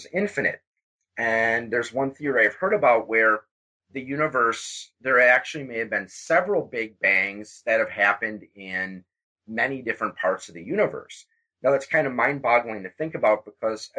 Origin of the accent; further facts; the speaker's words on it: Wisconsin, United States; instead of being born in Wisconsin